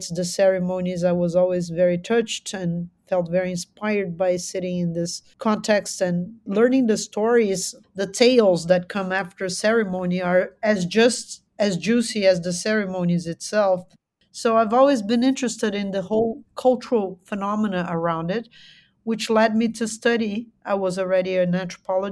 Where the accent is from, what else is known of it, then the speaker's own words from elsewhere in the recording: São Paulo, Brazil; I am from São Paulo. São Paulo is a huge megalopolis. And so I've been kind of a very urban creature.